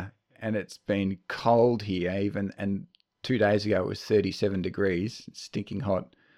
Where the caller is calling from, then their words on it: Bendigo, Victoria, Australia; I'm speaking to you now from the land of the Jajarung people in Bendigo, Central Victoria.